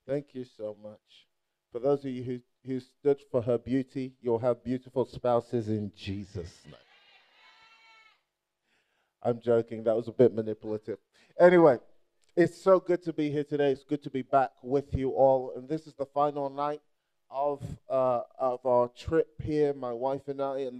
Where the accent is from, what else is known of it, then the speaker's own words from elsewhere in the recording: Nigeria; And, and I say that not just because I'm Nigerian